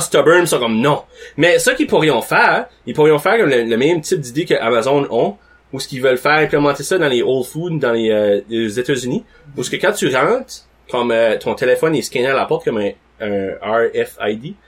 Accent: Nicolas-Denys, New Brunswick, Canada; moved away; quand j'étais par chez nous, en Haut-Nicolas-Denis

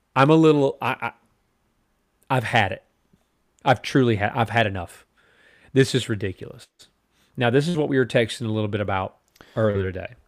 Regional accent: United States; as a mi-, American

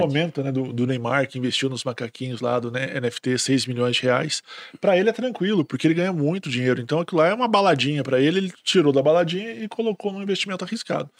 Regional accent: Minas Gerais, Brazil; accent: mineiro; eu sou mineiro

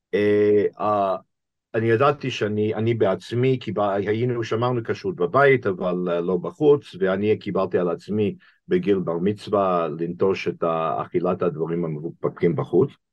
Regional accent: Boston, Massachusetts, United States; Hebrew is a second language; moved away as an adult; now in Israel; נולדתי בבוסטון, המעתירה, לפני כ-68 שנים

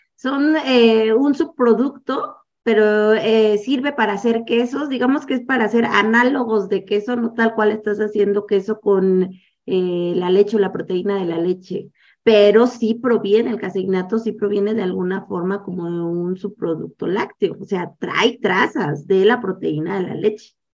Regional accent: Mexico; siendo mexicana

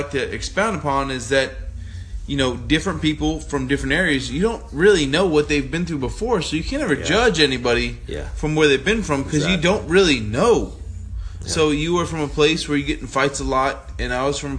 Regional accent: outside Houston, southeast Texas, United States; I'm from Texas, what they would call suburban Texas, southeast Texas, right outside Houston

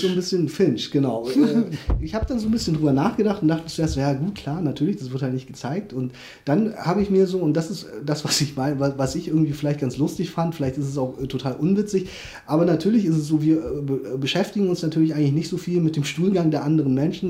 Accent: South Korea; now in Germany; ich komme ja wie gesagt aus Korea

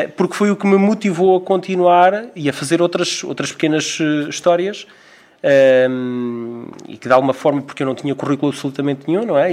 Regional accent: Figueira da Foz, Centro, Portugal; a aldeia de onde, eu, de onde eu sou natural, que é as Marianas

